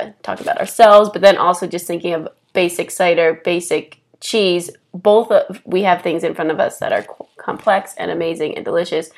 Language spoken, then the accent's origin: English; East Coast, United States; moved away as an adult; also born or lived in New York City; now in Denver, United States; growing up on the East Coast